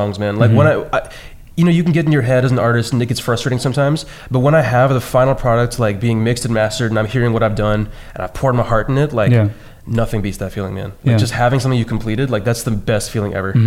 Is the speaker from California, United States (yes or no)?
yes; San Francisco Bay Area, California, United States; I'm from San Francisco Bay Area